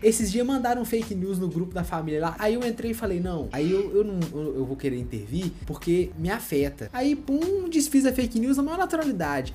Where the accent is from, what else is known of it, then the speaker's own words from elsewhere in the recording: Minas Gerais, Brazil; porque nós somos mineiros